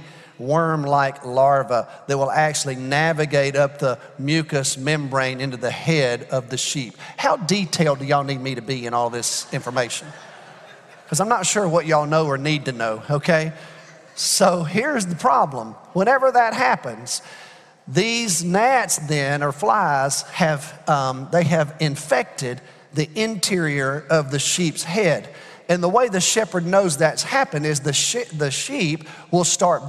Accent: Alabama, United States; also born or lived in Georgia; now in Texas, United States; I'm from Alabama

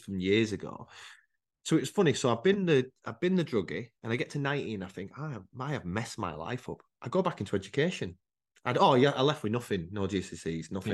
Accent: United Kingdom; also born or lived in Rochdale; I was brought up in a place called Harewood.

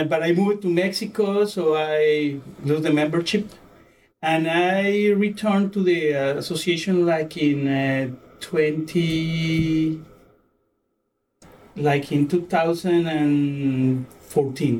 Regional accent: Colombia; I was born in Colombia, and I went to the School of Medicine in Colombia

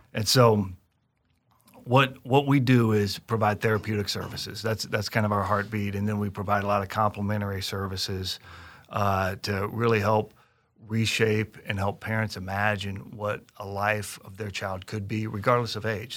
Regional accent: Kansas City, Missouri, United States; Kansas City that's my hometown

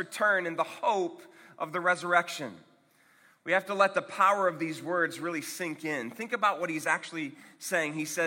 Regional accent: Akron, Ohio, United States; I'm from Akron, Ohio

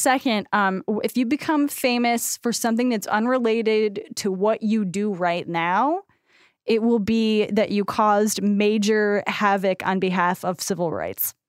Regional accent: United States; as American women

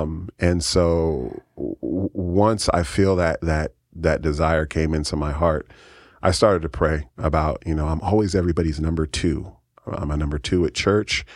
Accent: San Francisco, California, United States; now in Keizer, United States; I grew up in San Francisco, California

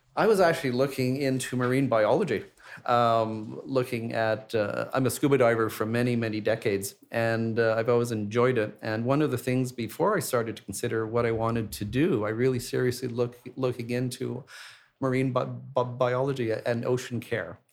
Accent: Montreal, Quebec, Canada; moved away; my hometown of Montreal

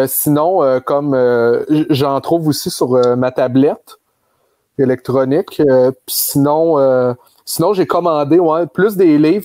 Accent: Granby, Quebec, Canada; moved away; je venais de Grenby

